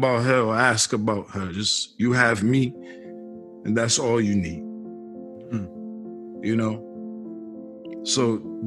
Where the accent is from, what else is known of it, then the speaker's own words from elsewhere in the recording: Boston, Massachusetts, United States; I was born 1980 in Boston, Mass.